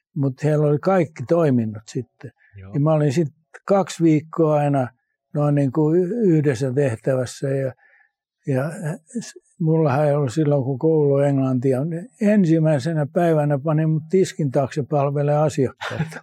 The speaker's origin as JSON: {"language": "Finnish", "country": "Finland", "also_born_or_lived": "United States", "said": "Mä kun tuun Suomesta, jossa on kaikki säännöstelty niin."}